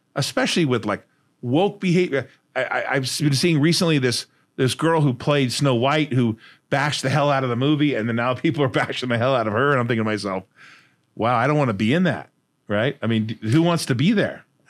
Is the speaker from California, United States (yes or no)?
yes; Fullerton, California, United States; also born or lived in Huntington Beach, California; I grew up in Hud Housing in Fullerton, California.